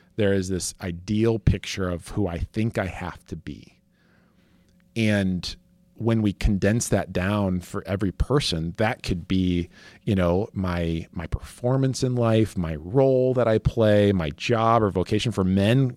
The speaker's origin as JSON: {"language": "English", "region": "West Michigan", "country": "United States", "tie": "born or raised there", "said": "I grew up in West Michigan"}